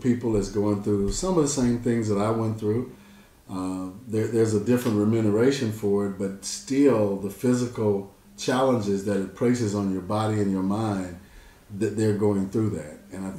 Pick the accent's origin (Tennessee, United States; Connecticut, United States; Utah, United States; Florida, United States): Tennessee, United States; Memphis; I'm from Memphis.